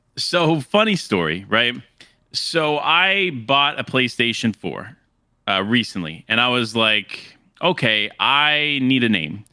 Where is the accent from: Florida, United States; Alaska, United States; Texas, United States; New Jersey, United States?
Florida, United States; moved away as an adult; also born or lived in New York City area; now in near New York City, United States; born and raised in Florida